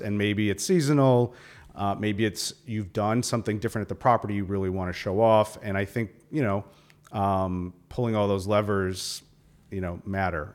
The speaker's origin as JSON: {"language": "English", "town": "Milwaukee", "region": "Wisconsin", "country": "United States", "tie": "born or raised there", "said": "I grew up in Milwaukee"}